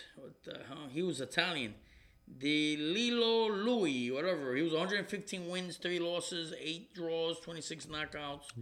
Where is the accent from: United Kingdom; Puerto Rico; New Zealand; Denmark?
Puerto Rico; Ponce; my hometown, Ponce, Puerto Rico